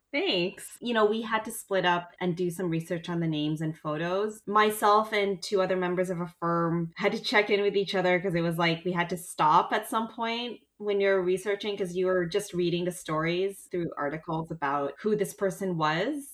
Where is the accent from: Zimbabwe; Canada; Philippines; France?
Canada; as a Canadian